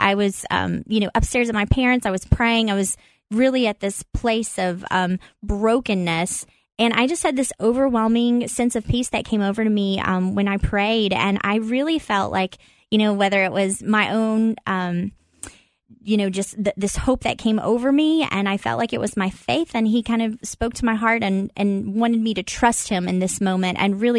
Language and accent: English; Corbin, Kentucky, United States; Well, yeah, it's a small town, and it was life growing up was true to that, like a small town feel.